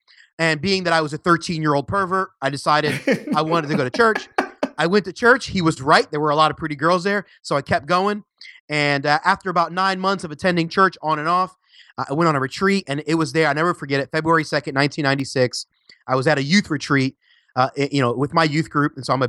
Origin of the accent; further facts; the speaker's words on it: Philadelphia, Pennsylvania, United States; now in Orlando, United States; I live in Orlando, Florida, but I was originally from Philly, PA. Shout out to any Philly fans out there.